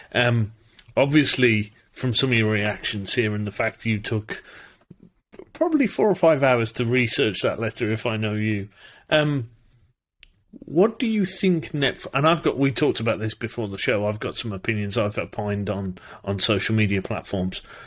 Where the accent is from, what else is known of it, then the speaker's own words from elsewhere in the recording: United Kingdom; I'm British